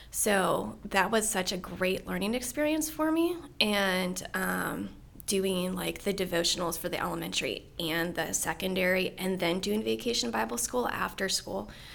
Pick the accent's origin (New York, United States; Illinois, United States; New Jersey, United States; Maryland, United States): Maryland, United States; Middletown; I grew up here in Frederick County, just over Braddock Mountain, Middletown. Um, grew up here my whole life